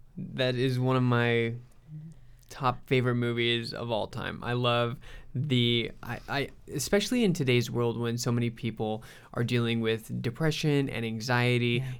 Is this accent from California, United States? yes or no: yes; Southern California, United States; moved away; also born or lived in Minnesota; growing up in Southern California